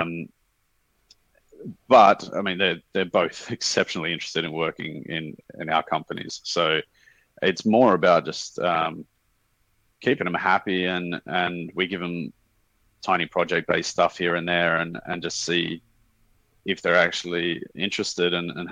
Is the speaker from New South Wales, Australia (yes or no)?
yes; Sydney, New South Wales, Australia; moved away as an adult; also born or lived in Thailand; now in Singapore; We're from Sydney originally, Sydney, Australia